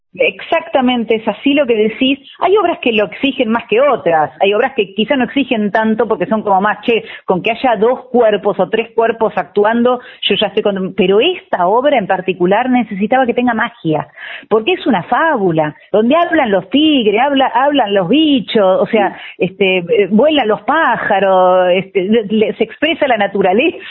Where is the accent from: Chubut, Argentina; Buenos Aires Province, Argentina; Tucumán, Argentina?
Chubut, Argentina; Trelew; moved away as an adult; now in Buenos Aires, Argentina; yo soy de Treleu